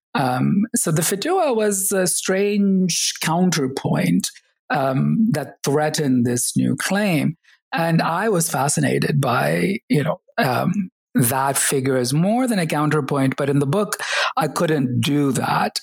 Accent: Oklahoma, United States; also born or lived in Kerala, India / upstate New York / Texas; we ended up growing up in the US uh, between upstate New York for a year and um, Texas and Oklahoma um, for um, many years. Um, so, finished high school in Oklahoma

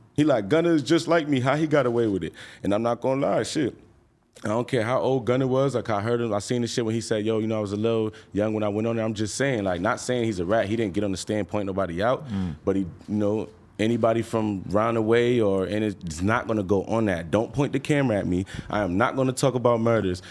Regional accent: New York, United States; I'm from New York

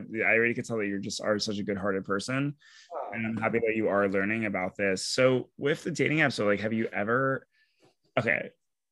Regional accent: Long Beach, New York, United States; I'm from Long Beach

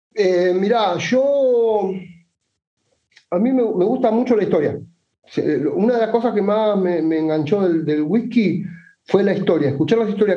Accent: Buenos Aires, Argentina; de Buenos Aires, Argentina

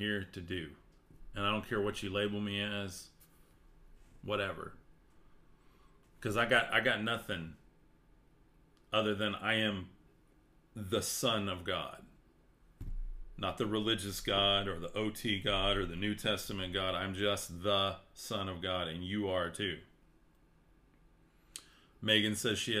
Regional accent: West Texas, United States; I'm from West Texas

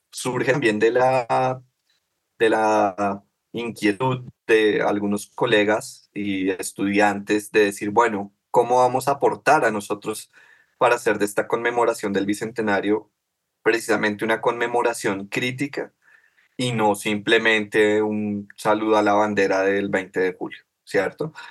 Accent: Colombia; los problemas sociales que nos eh, atraviesan como, como Colombia, como sociedad colombiana desde hace dos siglos

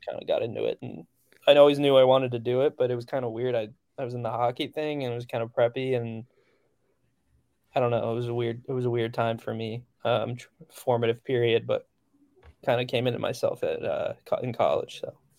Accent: central New Jersey, United States; moved away; also born or lived in Nashville; I grew up, like, in central Jersey

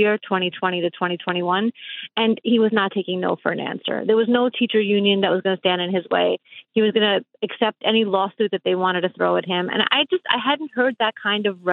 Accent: New York City, New York, United States; moved away as an adult; also born or lived in Russia; now in Florida, United States; I grew up in Brooklyn.

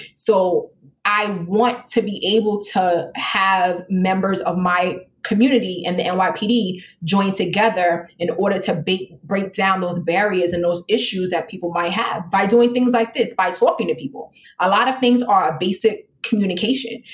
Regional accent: New York City, New York, United States; I grew up um, in the South Bronx, and I'm a female black

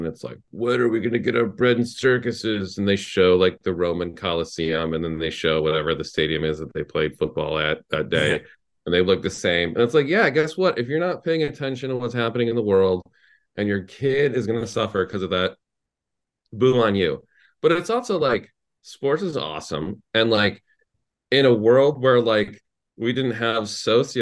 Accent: Midwest, United States; I'm from the Midwest

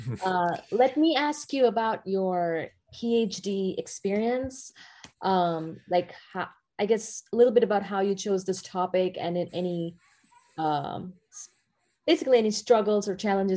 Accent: India; now in United States; I'm from India

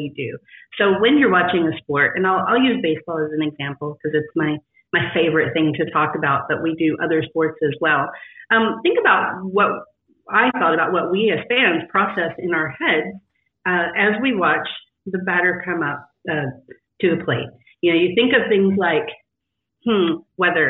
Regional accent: West Texas, United States; I grew up in West Texas in this Friday Night Lights world where everything was tied to sports

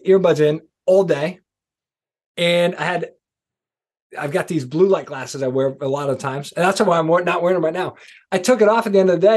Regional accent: East Coast, United States; I'm from the East Coast

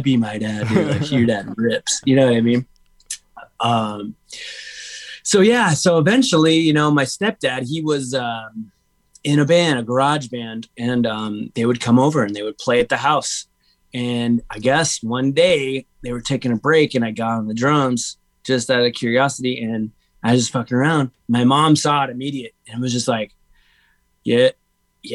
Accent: Huntington Beach, California, United States; also born or lived in Menifee, California; about middle school, I moved from Menifee to HB

